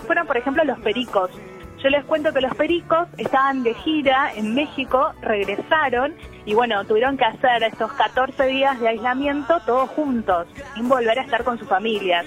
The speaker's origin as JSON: {"language": "Spanish", "town": "Capilla del Señor", "region": "Buenos Aires Province", "country": "Argentina", "moved": "yes", "lives_now": "Buenos Aires, Argentina", "said": "yo no estoy en Capital Federal, estoy ahora en, mi pueblo, en Capilla del Señor"}